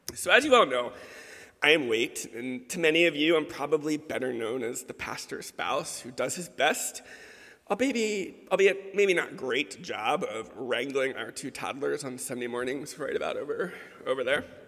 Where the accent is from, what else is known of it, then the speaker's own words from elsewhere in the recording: Baltimore, Maryland, United States; growing up in the Episcopal Church in Baltimore